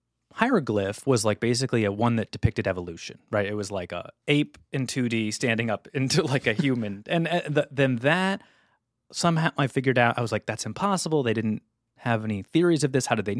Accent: Ladue, Missouri, United States; also born or lived in St. Louis; So I went to Brown. I'm from St. Louis, Missouri.

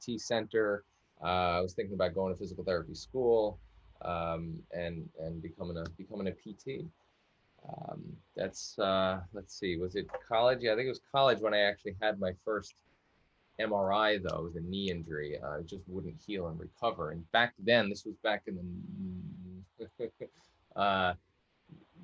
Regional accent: Long Island, New York, United States; I grew up in the Northeast, actually on Long Island, New York, on a coastal town, kind of in the middle of the island on the North Coast.

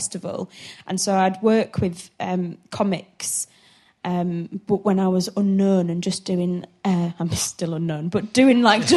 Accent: Hull, Yorkshire and the Humber, United Kingdom; moved away as an adult; now in London, United Kingdom; I'm from Hull. I think I was living in Hull at the time

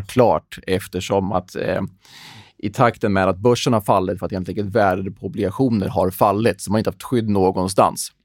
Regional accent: Sweden; som svensk

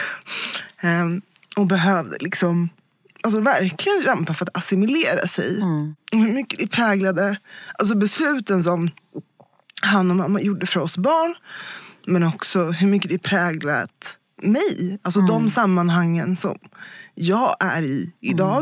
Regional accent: Sweden; jag är född här i Sverige

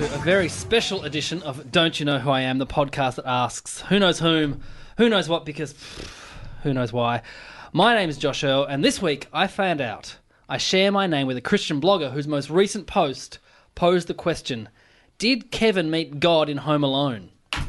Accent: Burnie, Tasmania, Australia; He is also the first guest ever on the show from my hometown of Burnie.

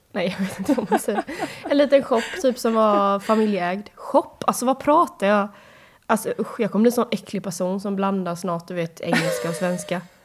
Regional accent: Sweden; hemma i Sverige

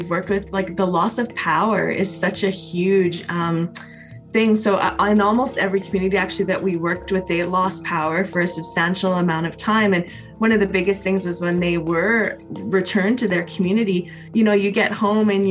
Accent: Canada; I'm a Métis woman from Treaty 8 territory

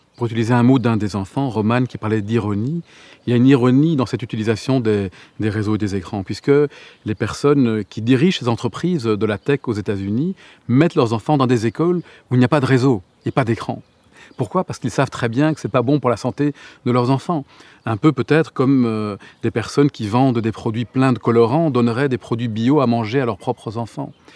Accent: Gorges du Verdon, Provence-Alpes-Côte d'Azur, France; là où j'ai grandi, dans les, dans les gorges du Verdon

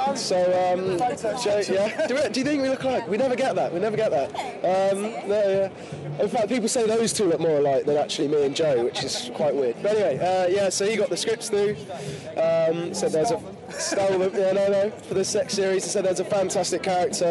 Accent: London, United Kingdom; I'm not a local lad. No, I'm a Londoner.

